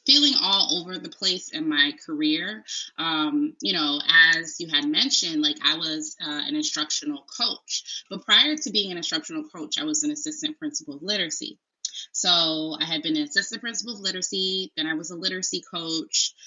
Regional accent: Bridgeport, Connecticut, United States; I am originally from Bridgeport, Connecticut

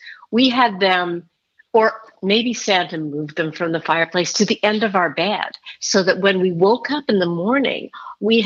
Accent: Edmonton, Alberta, Canada; I grew up in Canada. Right. Pretty far north in Edmonton, Alberta

